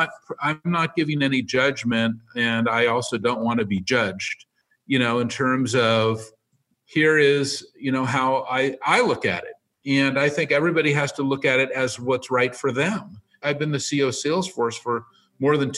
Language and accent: English; San Francisco, California, United States; I live in San Francisco. I was born on Divisadero Street